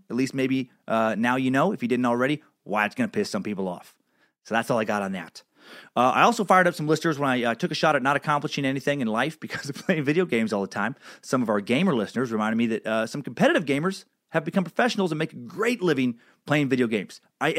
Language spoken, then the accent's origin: English; Louisiana, United States; I grew up in Southwest Louisiana in the mid-80s to early 2000s, and the culture there was still passive-aggressively racist.